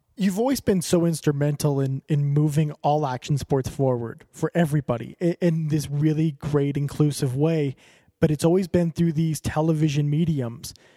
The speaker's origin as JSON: {"language": "English", "town": "Calgary", "region": "Alberta", "country": "Canada", "said": "I'm I'm from Alberta, from, well from Calgary"}